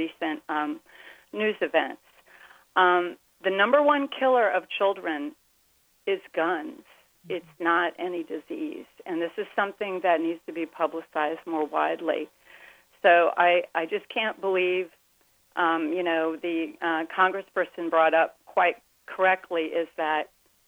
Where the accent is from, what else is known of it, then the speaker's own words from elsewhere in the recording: Miami, Florida, United States; my husband and I are both native Miamians